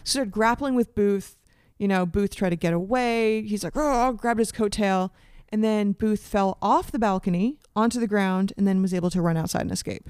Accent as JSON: {"language": "English", "country": "Canada", "tie": "born or raised there", "also_born_or_lived": "United States", "said": "I was born in the States, but educated in Canada"}